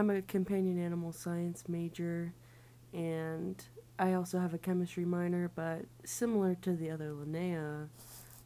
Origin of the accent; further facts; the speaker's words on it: Ohio, United States; moved away as an adult; now in Wisconsin, United States; we're actually from Ohio